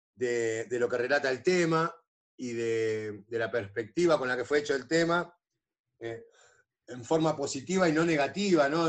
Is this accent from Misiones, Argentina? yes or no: no; Tigre, Buenos Aires Province, Argentina; now in Santos Lugares, Argentina; mi barrio, de lo que hacemos nosotros en el barrio